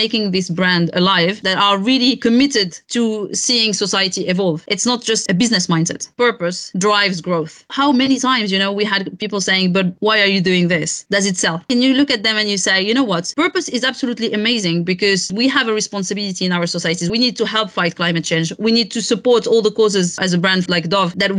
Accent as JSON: {"language": "English", "country": "Morocco", "moved": "yes", "said": "Morocco, which is my home country"}